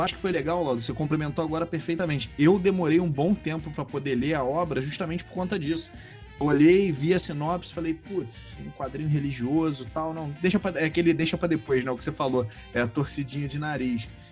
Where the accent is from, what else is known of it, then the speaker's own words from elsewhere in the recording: Rio de Janeiro, Brazil; Eu sou carioca